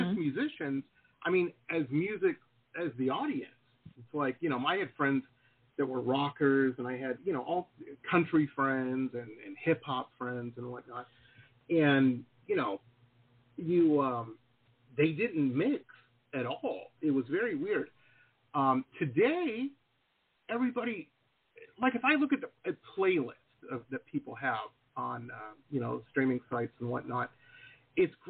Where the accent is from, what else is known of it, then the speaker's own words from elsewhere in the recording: Detroit, Michigan, United States; I grew up in Detroit.